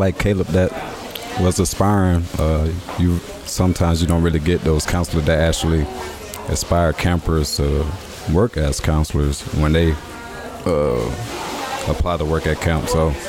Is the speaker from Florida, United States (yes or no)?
yes; Gainesville, Florida, United States; In Gainesville, Florida.